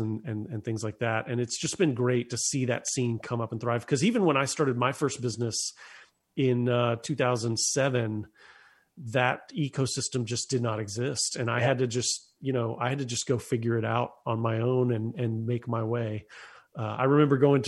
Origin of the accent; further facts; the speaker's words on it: Lakeland, Florida, United States; moved away as an adult; now in Nashville, United States; I grew up in Central Florida, a little city called Lakeland, which is between Tampa and Orlando